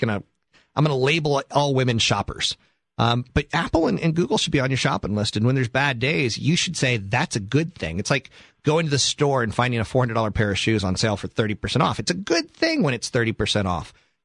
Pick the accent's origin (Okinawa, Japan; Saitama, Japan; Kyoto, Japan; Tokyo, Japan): Okinawa, Japan; Naha; born there; I am from the East Coast, and actually, I'm from Japan. I was born in Mashinanaha, Okinawa.